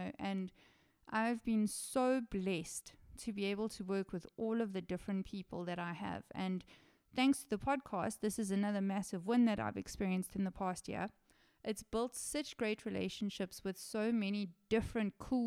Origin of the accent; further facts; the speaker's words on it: South Africa; I am South African